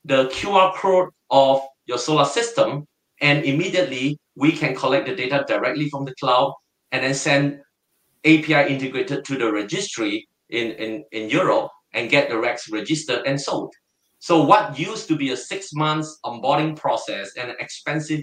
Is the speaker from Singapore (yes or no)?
yes; Singapore; I am totally a Singaporean and I'm proud to be one